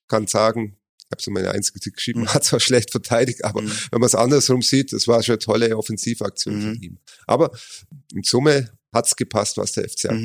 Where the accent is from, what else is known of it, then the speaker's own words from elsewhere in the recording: Augsburg, Bavaria, Germany; gebürtiger Augsburg